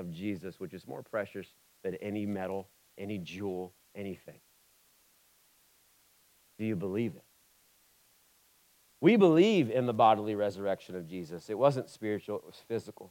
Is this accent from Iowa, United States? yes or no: no; Oxford, Ohio, United States; I'm from Oxford. So I'm from Oxford, Ohio